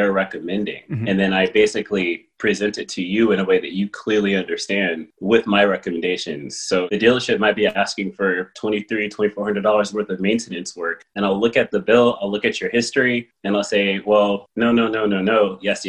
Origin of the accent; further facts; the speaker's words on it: Palmdale, California, United States; moved away; also born or lived in San Fernando Valley / New York City; we moved to Palmdale. And I grew up with cows and chickens and riding motorcycles and dirt bikes